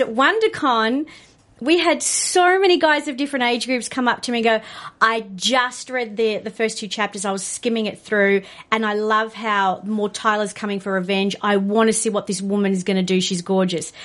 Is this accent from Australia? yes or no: yes; Australia; being an Australian